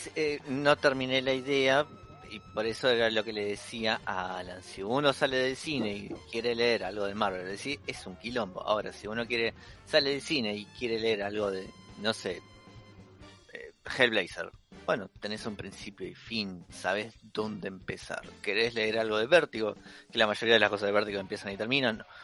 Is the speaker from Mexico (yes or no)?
no; Argentina; lector argentino que lee en español